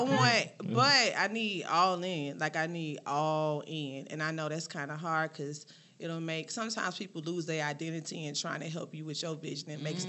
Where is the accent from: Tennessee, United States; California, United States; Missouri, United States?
Missouri, United States; St. Louis; now in Georgia, United States; I grew up in St. Louis, in the city.